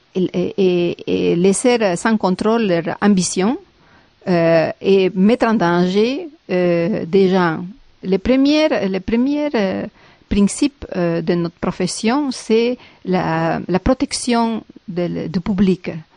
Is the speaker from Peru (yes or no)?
yes; Peru; now in Montreal, Canada; je viens du Pérou.